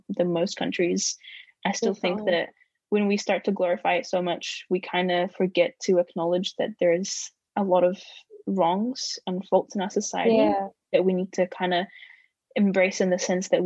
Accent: Egypt; also born or lived in New Zealand; now in Dunedin, New Zealand; I come from Egypt

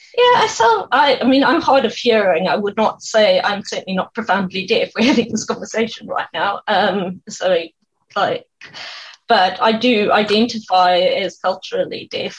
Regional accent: South Africa; now in Dunedin, New Zealand; I'm from South Africa, we don't have any family here

